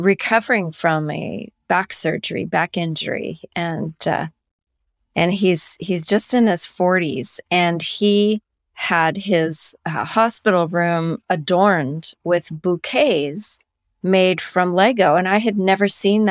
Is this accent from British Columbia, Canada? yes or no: yes; Langley, British Columbia, Canada; I'm from Canada